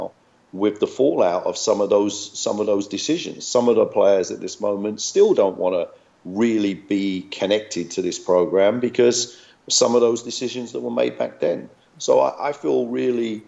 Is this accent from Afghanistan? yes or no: no; London, United Kingdom; moved away as an adult; also born or lived in Hackney / Tower Hamlets / Iceland / Glasgow; I was born in Hackney. You know, I was raised in Waltham Forest